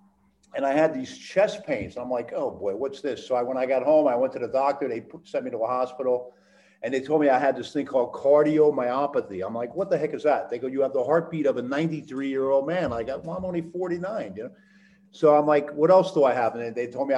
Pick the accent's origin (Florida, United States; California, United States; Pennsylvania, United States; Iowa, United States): Pennsylvania, United States; Allentown; I grew up in Allentown